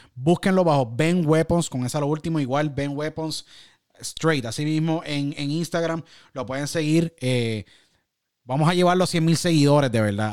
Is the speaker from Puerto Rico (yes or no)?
yes; San Juan, Puerto Rico; moved away as an adult; also born or lived in Miami; Yo nací en San Juan, Puerto Rico y me crié en Puerto Rico y estuve en Puerto Rico hasta más o menos 21, 22 más o menos.